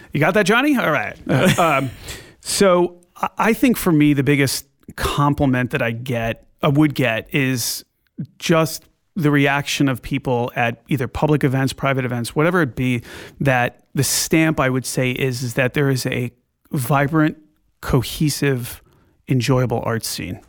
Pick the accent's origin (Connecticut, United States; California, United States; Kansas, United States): Connecticut, United States; Glastonbury; I grew up in Glastonbury, Connecticut